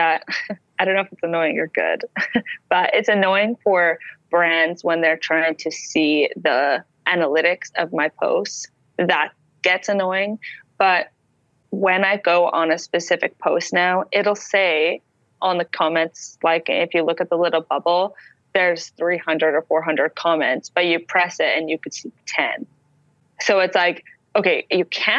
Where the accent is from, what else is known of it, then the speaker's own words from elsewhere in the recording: Canada; I'm a Canadian.